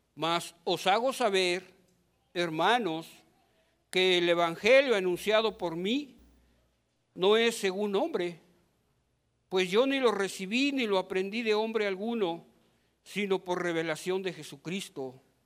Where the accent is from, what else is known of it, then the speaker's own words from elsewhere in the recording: Mexico; Somos ciudadanos mexicanos